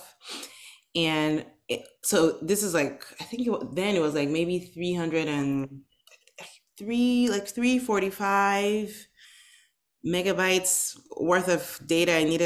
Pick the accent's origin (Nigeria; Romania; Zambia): Nigeria; now in United States; I am originally from Nigeria. I was born and raised in Nigeria back in the 80s